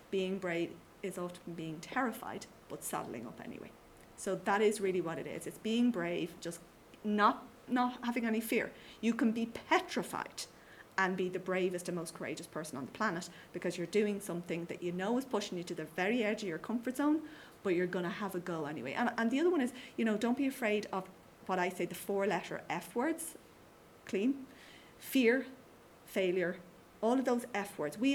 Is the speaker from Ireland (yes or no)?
yes; Skerries, Leinster, Ireland; Yeah, and I say, you know, I'm from Skerries.